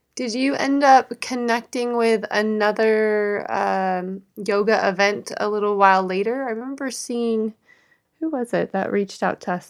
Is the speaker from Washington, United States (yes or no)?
yes; Seattle, Washington, United States; both were born and raised in the Seattle area.